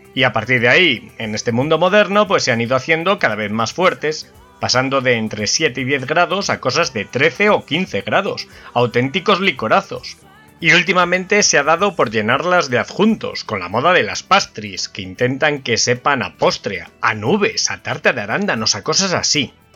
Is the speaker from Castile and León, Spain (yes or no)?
yes; Valladolid, Castile and León, Spain; mi ciudad natal, Valladolid